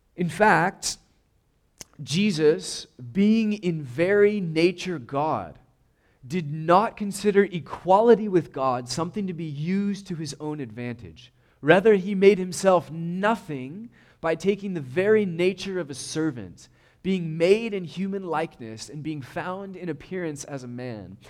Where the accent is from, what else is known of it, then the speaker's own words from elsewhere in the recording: United States; we're American